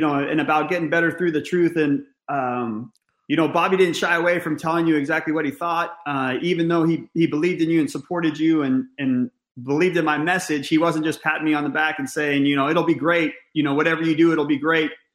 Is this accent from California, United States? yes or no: yes; Northern California, United States; I grew up in Northern California